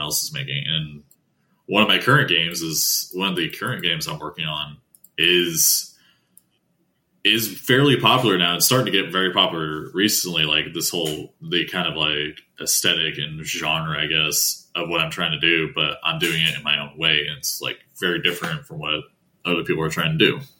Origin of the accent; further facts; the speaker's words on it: Appalachia, United States; I grew up in Appalachian region originally, like near that region